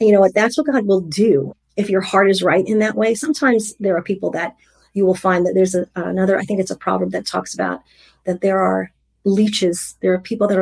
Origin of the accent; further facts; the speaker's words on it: New York, United States; I'm from New York. New Yorkers are sarcastic.